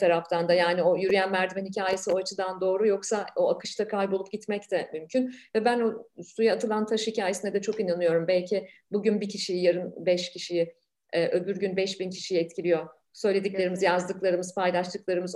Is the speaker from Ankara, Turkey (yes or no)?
yes; Ankara, Turkey; moved away as an adult; now in Canada; benim büyüdüğüm Ankara'da büyüdüm